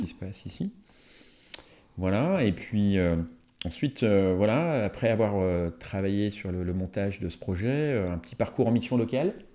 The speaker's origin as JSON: {"language": "French", "town": "Marignier", "region": "Auvergne-Rhône-Alpes", "country": "France", "tie": "born or raised there", "said": "je suis originaire euh, de Marigné, euh, donc dans la vallée de l'Arve"}